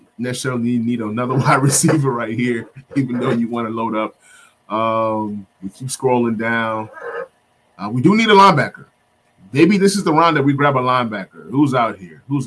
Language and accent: English; Nigeria; I'm Nigerian.